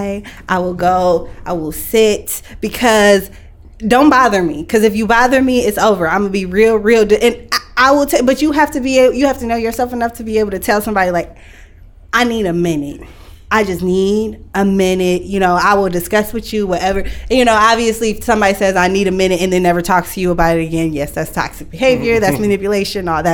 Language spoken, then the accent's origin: English; Lansing, Michigan, United States; also born or lived in Detroit; I grew up in Lansing, so everybody's like, the way that I talk, the way that I am, I sound like I'm from Lansing